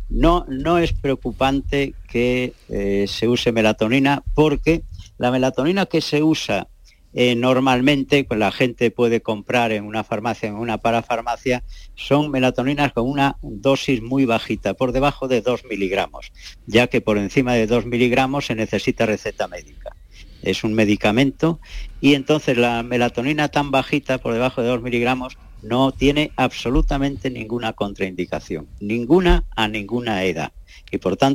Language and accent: Spanish; Seville, Andalusia, Spain; Yo soy de aquí de Sevilla